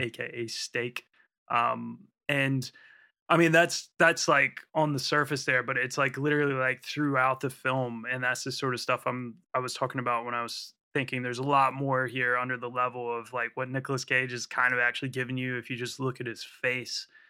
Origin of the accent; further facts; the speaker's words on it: United States; now in United Kingdom; being an American here in the U K